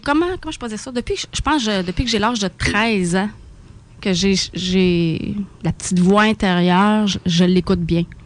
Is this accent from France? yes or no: no; South Shore of Quebec City, Canada; Je suis une fille de la Rive-Sud de Québec. J'ai tout le temps resté ici.